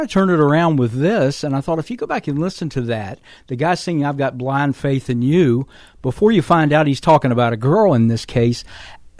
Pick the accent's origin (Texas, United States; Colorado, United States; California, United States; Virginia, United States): Virginia, United States; my home state of Virginia